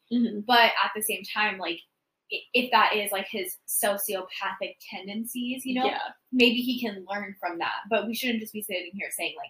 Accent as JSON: {"language": "English", "area": "near Tacoma", "region": "Washington", "country": "United States", "tie": "born or raised there", "moved": "yes", "said": "Tacoma's very close to my hometown."}